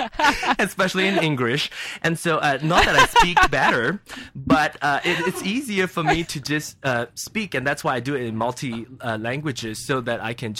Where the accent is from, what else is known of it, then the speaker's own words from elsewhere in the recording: Kansas City, United States; English is a second language; I'm Chinese and I'm from Kansas City, so maybe I'll barbecue the dog.